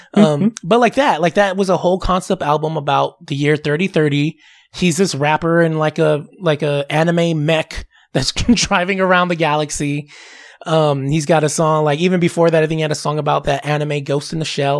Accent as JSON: {"language": "English", "region": "Southern California", "country": "United States", "said": "I'm from Southern California"}